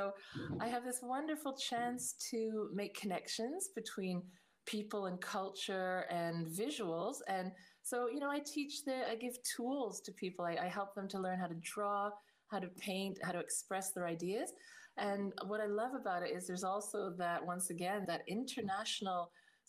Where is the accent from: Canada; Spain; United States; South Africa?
Canada; also born or lived in Northern Ireland; Well, I was born in Northern Ireland in the late 60s. And then suddenly my family around the age of 8 decided to emigrate to Canada. So we went off to Canada